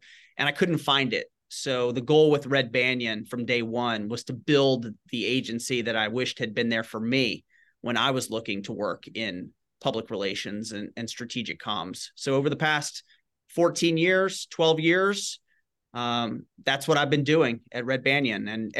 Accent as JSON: {"language": "English", "town": "Shreveport", "region": "Louisiana", "country": "United States", "tie": "born or raised there", "said": "Growing up, I grew up in Northwest Louisiana in Shreveport and was always involved with writing and journalism and creative writing."}